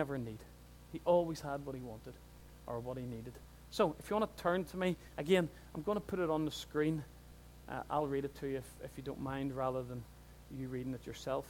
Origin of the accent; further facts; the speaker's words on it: Newtownards, Northern Ireland, United Kingdom; I'm from Newton Ards.